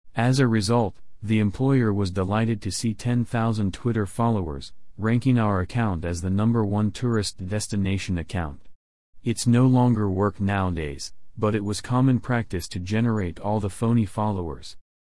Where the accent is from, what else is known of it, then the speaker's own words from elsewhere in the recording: Hong Kong; moved away as an adult; also born or lived in Brisbane, Australia; Some tourists mistook me as a Filipino rather than a Hong Kong resident